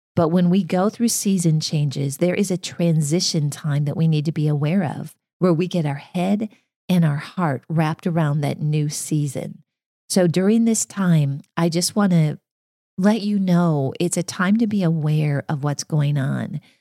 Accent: Minnesota, United States; moved away; So I grew up in Minnesota in farm country

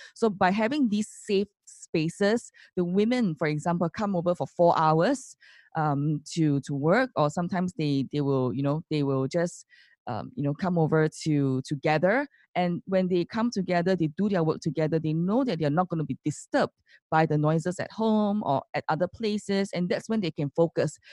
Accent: Singapore; as Singaporeans

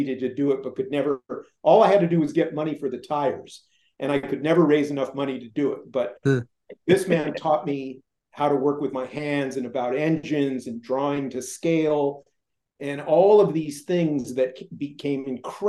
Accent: Culver City, California, United States; I grew up in Culver City

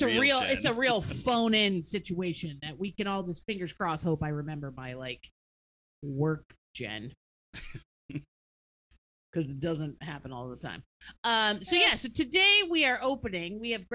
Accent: Syracuse, New York, United States; I grew up just outside of Syracuse, north of Syracuse, so it was even worse. and then went to and have a degree from Syracuse

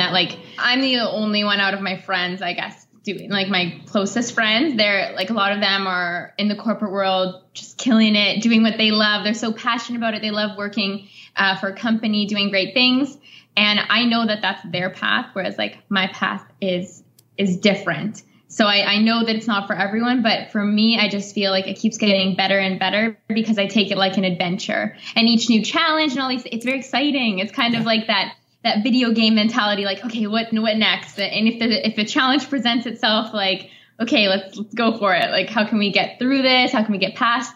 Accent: Canada; moved away as an adult; now in Italy; I do have basic French being Canadian. It's our second language

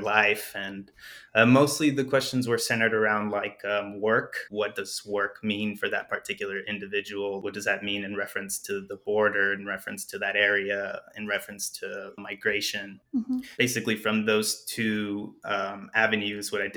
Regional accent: Douglas, Arizona, United States; moved away; also born or lived in Agua Prieta, Sonora, Mexico; I was growing up in Douglas

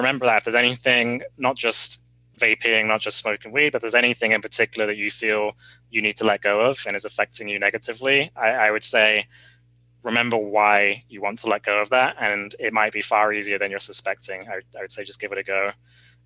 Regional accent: England, United Kingdom; moved away; in what we called secondary school growing up in England, or high school would be the equivalent

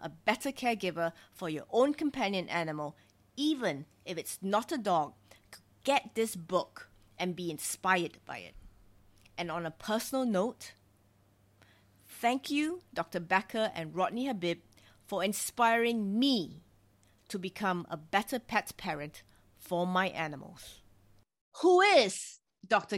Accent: Singapore; my home country, Singapore

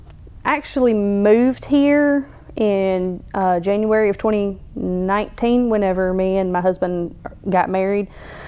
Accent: Chilton County, Alabama, United States; moved away as an adult; now in Sylacauga, United States; I'm originally from Chilton County, but I met my husband, who is also a member of Caroline Fire Department, 3 years ago, moved up here whenever I joined Sylacauga Ambulance.

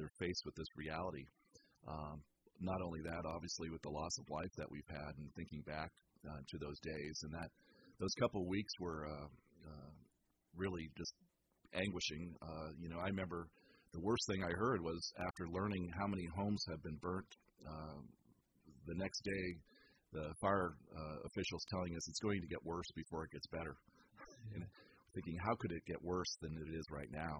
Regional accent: San Francisco, California, United States; moved away as an adult; now in Petaluma, United States; I was born and raised in San Francisco.

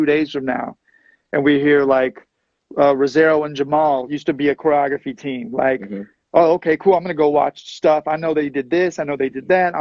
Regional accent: Texas, United States; moved away as an adult; I'm from Texas. I just moved here

